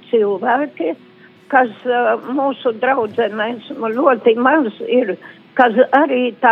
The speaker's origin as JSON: {"language": "Latvian", "region": "Latgale", "country": "Latvia", "tie": "born or raised there", "said": "Es esmu cilvēks jau pāri 80 gadiem un gribu padalīties un izstāstīt, kā manā bērnībā Latgalē nu, mums nepieminēja tādu adventu."}